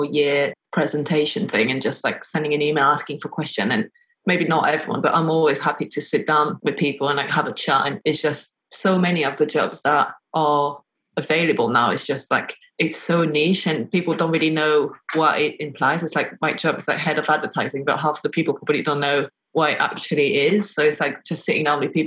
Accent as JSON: {"language": "English", "country": "France", "moved": "as an adult", "lives_now": "United Kingdom", "said": "I'm from France"}